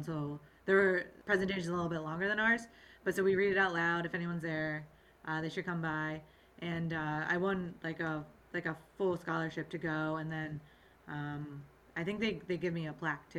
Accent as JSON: {"language": "English", "town": "Sandy Hook", "region": "Connecticut", "country": "United States", "said": "I'm from Sandy Hook, Connecticut."}